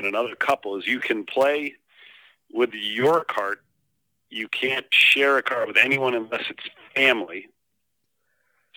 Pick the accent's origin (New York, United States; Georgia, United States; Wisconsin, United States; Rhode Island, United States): Rhode Island, United States; Growing up in Rhode Island